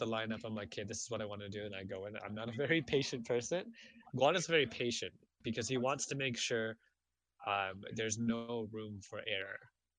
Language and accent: English; Canada; Oh, wait, I'm Canadian.